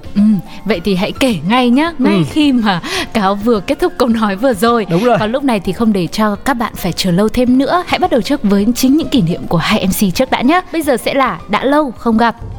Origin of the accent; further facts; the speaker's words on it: Ho Chi Minh City, Vietnam; also born or lived in Northern Vietnam; mình quê gốc Bắc đấy, nhưng mà mình được sinh ra ở trong thành phố Hồ Chí Minh